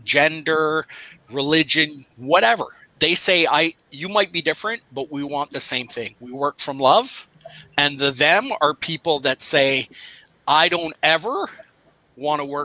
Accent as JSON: {"language": "English", "town": "Pickering", "region": "Ontario", "country": "Canada", "tie": "born or raised there", "said": "I grew up in Pickering"}